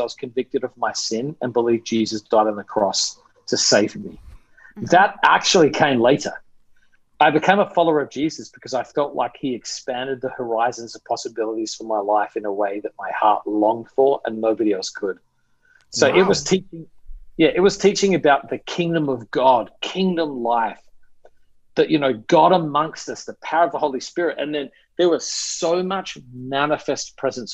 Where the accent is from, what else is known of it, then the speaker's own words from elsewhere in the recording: Australia; moved away as an adult; now in New York City, United States; So I'm originally from Australia. I grew up there, lived there till I was 20